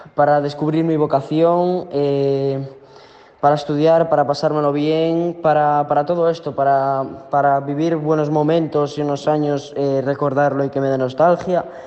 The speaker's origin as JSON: {"language": "Spanish", "town": "Ponteareas", "region": "Galicia", "country": "Spain", "said": "tengo 15 años y soy de Pontareas"}